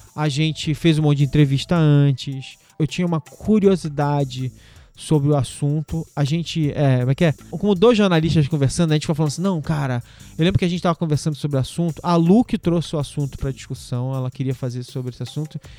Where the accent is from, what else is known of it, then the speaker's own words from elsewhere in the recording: Brazil; Os anos 70 e 80, onde eu cresci no Brasil